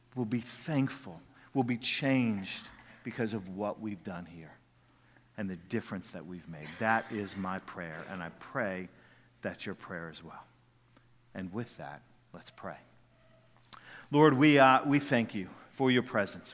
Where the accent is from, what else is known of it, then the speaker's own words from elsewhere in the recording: Jacksonville, United States; when I was a kid growing up in Jacksonville